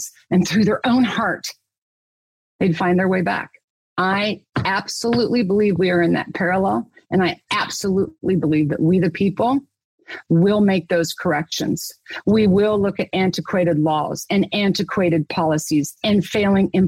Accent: Kansas, United States; I was born and raised in Kansas

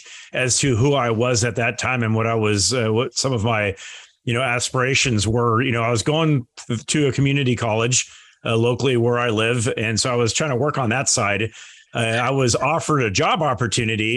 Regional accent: Manhattan Beach, California, United States; the community of Manhattan Beach, where I grew up

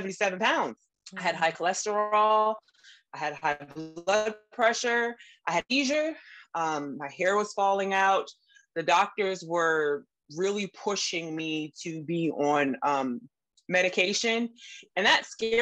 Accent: Southern Virginia, United States; I grew up in Southern Virginia with a very Southern typical cuisine all the time

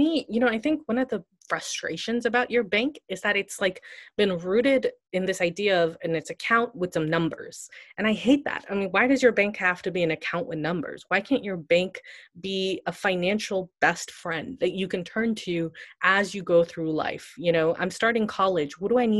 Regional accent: India; So I often joke that I started Zeta because I'm Indian and I'm nerdy about money.

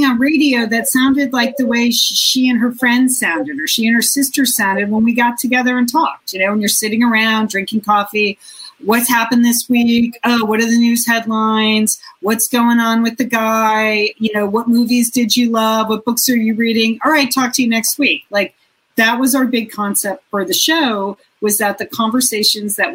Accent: Southport, Connecticut, United States; now in Pasadena, United States; I grew up in Southport, Connecticut.

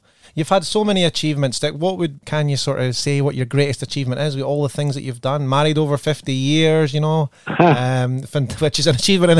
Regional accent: Scotland, United Kingdom; accent: Scottish; now in Australia; my Scottish accent

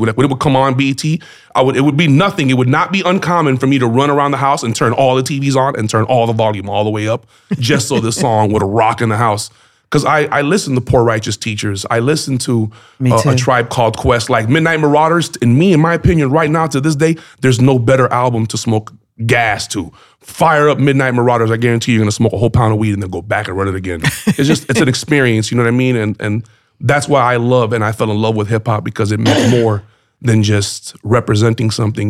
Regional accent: Miami, Florida, United States; my roots are in Miami.

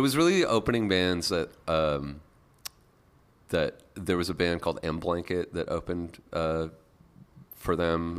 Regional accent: Lake Cowichan, British Columbia, Canada; moved away; also born or lived in Victoria, British Columbia / Montreal; I grew up in rural British Columbia, so uh, I grew up on an island off the coast of Vancouver

